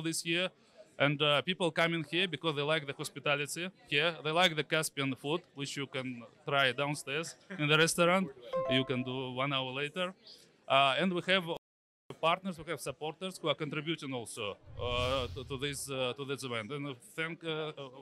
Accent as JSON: {"language": "English", "country": "Turkmenistan", "moved": "yes", "said": "I'm from Turkmenistan, for example, originally."}